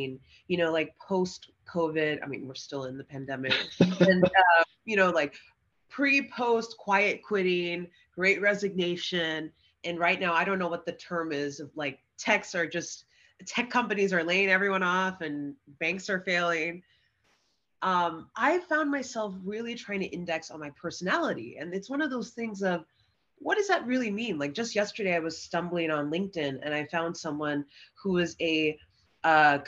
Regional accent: Bay Area, California, United States; moved away as an adult; also born or lived in Arizona / Colorado; born and raised in the Bay Area

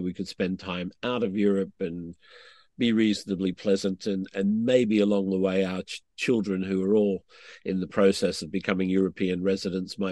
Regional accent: Australia; I'm an Australian

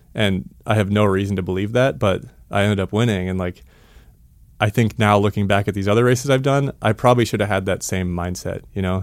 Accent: Missoula, Montana, United States; also born or lived in Boulder, Colorado; I grew up, uh, right here in Missoula, Montana.

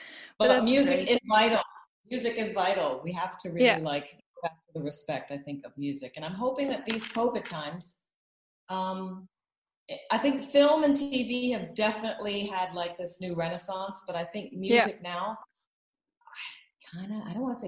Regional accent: Atlanta, Georgia, United States; moved away as an adult; also born or lived in Milwaukee, Wisconsin / Cape Town, South Africa; I was born in Milwaukee, Wisconsin. I grew up, I was only birthed there. I grew up in Atlanta, Georgia. And I would say that I became a woman in Cape Town, South Africa, because I lived there in my 30s.

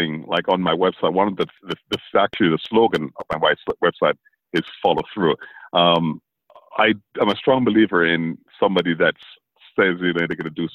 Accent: U.S. Virgin Islands; also born or lived in St. Vincent; now in Orlando, United States; Grew up in the U.S. Virgin Islands, St. Croix.

